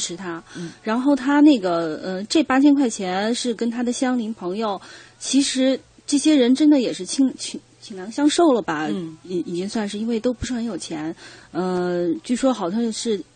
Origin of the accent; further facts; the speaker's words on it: Sichuan, China; accent: Sichuanese; 我们四川话叫过